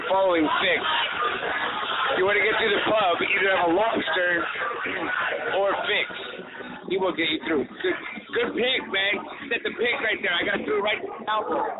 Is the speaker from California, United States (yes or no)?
yes; Los Angeles, California, United States; Yeah, I'm from Eagle Rock.